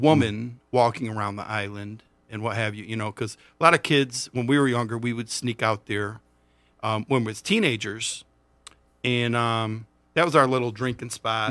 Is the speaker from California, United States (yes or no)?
no; Monroe, Michigan, United States; I'm from Monroe